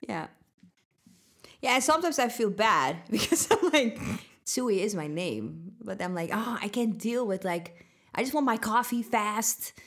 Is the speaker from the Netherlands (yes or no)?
yes; Netherlands; moved away; also born or lived in Sweden; from the Netherlands.